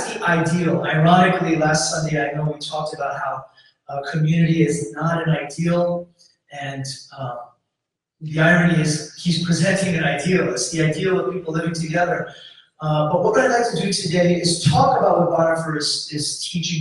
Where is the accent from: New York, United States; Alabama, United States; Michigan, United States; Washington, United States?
New York, United States; New York City; moved away as an adult; also born or lived in Kalispell, Montana; now in Houston, United States; And I grew up there